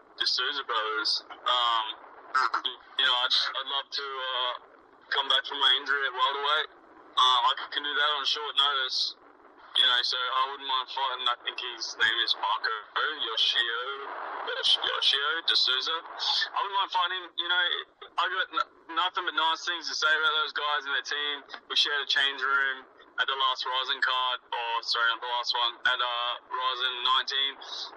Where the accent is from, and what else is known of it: Australia; born or raised there